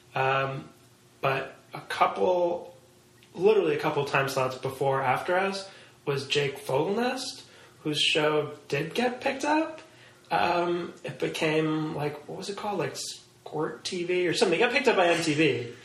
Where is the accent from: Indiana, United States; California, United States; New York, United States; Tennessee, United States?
New York, United States; New York City; growing up in Manhattan, I think is a is a kind of a weird experience